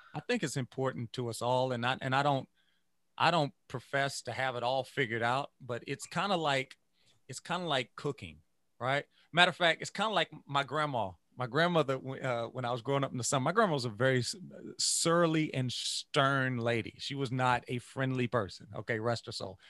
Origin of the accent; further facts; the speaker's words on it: Louisiana, United States; I grew up, I grew up in Louisiana